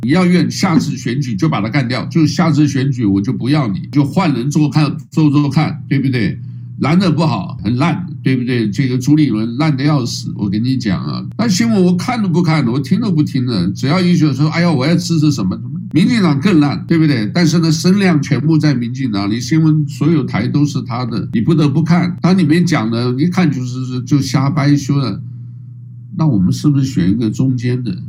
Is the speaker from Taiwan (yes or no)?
yes; Taiwan; also born or lived in Hawaii; 台湾呢是在这里出生长大的